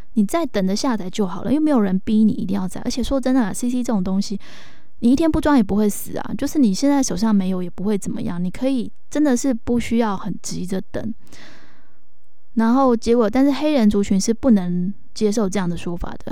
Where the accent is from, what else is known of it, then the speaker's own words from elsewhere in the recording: Taiwan; 我们是台湾人，我们是亚洲人